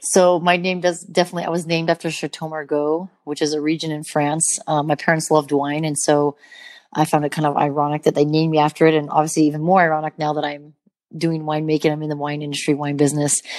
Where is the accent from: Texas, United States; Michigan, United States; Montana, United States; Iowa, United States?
Montana, United States; growing up in Montana, um, having mountains around me